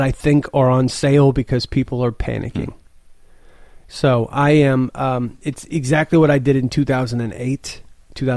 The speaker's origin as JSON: {"language": "English", "town": "Midland", "region": "Texas", "country": "United States", "said": "I'm from Midland, Texas, which is like the second biggest oil town in America"}